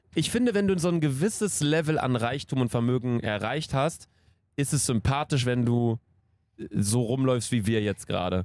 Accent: Cologne, North Rhine-Westphalia, Germany; wir kommen aus Köln

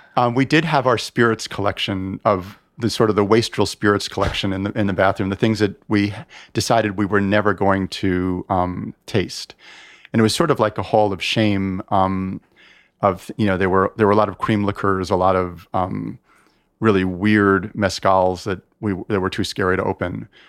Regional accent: United States; I'm American. I am very much an American.

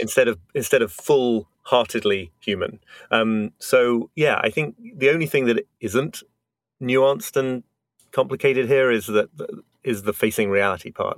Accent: United Kingdom; now in New York, United States; I'm British, but live

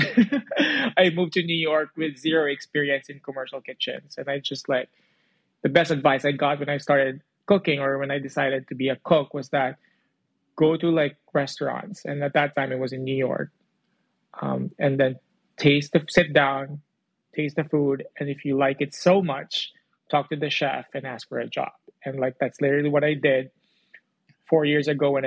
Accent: Philippines; moved away as an adult; I grew up in the Philippines. I moved here almost 8 years ago.

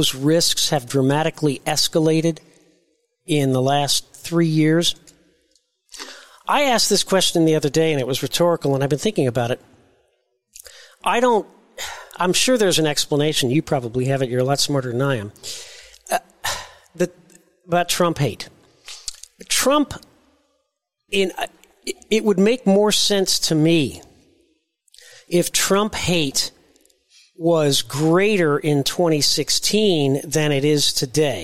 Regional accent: Carmel, Indiana, United States; my hometown of Carmel, Indiana

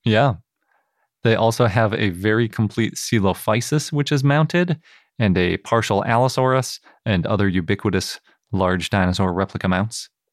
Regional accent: Milwaukee, Wisconsin, United States; moved away; growing up in Milwaukee

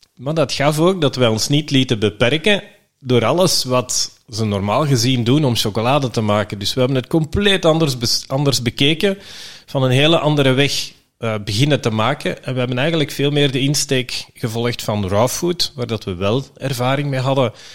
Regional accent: Belgium; we zijn Belgen

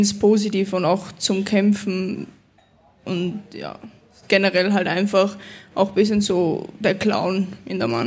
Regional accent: Austria; born there; jetzt spiele ich für Österreich, für das Land, wo ich geboren bin und ja, ist echt mega.

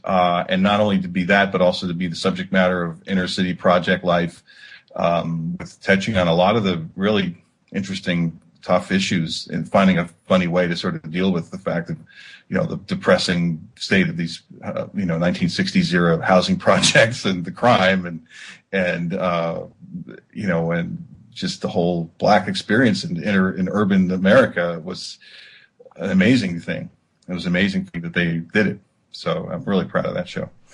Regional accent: New Jersey, United States; now in Los Angeles, United States; I grew up in New Jersey

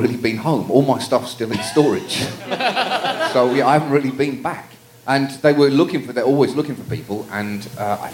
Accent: United Kingdom; moved away as an adult; now in United States; I am professionally British

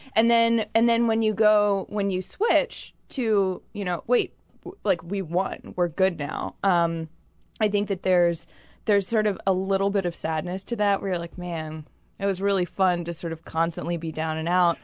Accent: Boston, Massachusetts, United States; I'm from Boston

